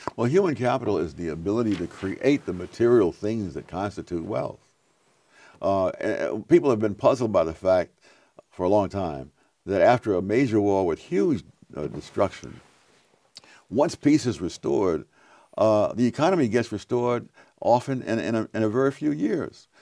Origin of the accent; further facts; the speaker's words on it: New York City, New York, United States; moved away; also born or lived in North Carolina; When I grew up in Harlem in the forties and fifties, I never heard a gunshot